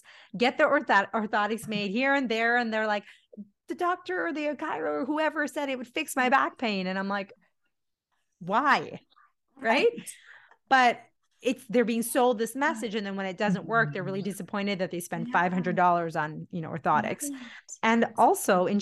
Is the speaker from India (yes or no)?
yes; India; I'm Indian